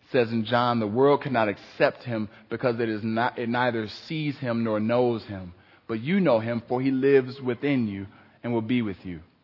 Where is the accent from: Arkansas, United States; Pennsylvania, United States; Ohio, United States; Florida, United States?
Ohio, United States; Cleveland; I grew up in Cleveland.